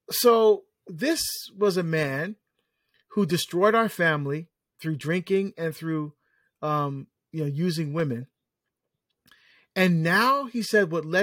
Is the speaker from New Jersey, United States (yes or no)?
yes; New Jersey, United States; I, I, I uh, was asked to speak in my home state of New Jersey